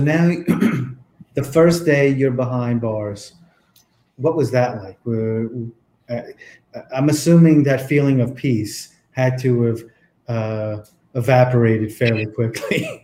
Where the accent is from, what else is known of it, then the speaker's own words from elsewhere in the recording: East Coast, United States; I'm from the East Coast